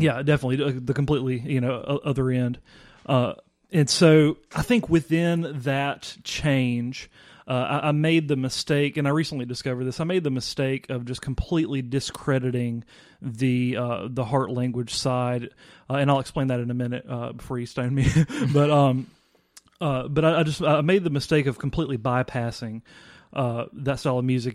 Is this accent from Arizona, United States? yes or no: no; Vicksburg, Mississippi, United States; I am originally from Vicksburg, Mississippi